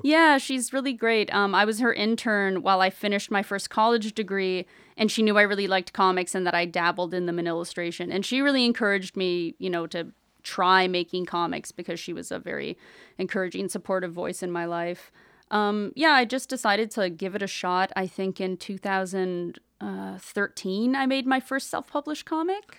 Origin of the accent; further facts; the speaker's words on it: Brampton, Ontario, Canada; growing up, I'm from Brampton, Ontario, so it was, like, a bit of a smaller city when I was growing up